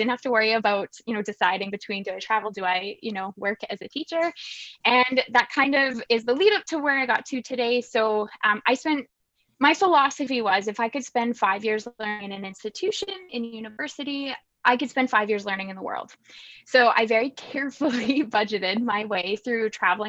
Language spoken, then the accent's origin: English; Saskatchewan, Canada; I'm from Saskatchewan, I'm a farm girl here.